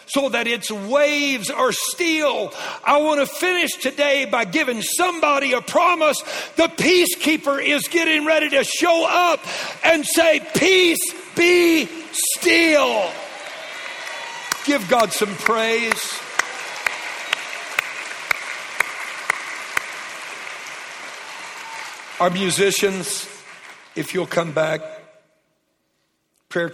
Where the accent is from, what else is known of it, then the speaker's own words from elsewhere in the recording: Louisiana, United States; I was raised in Louisiana